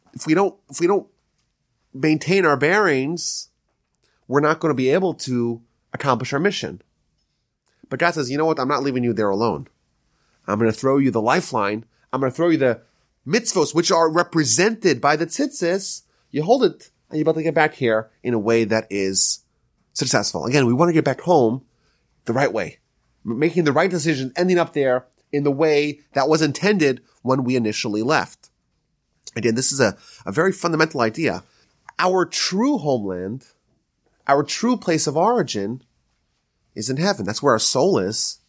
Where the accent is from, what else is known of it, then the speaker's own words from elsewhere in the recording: Northeast, United States; now in Houston, United States; I'm from the, I'm from the Northeast